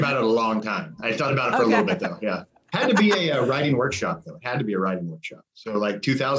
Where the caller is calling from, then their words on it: Columbus, Ohio, United States; Columbus, Ohio.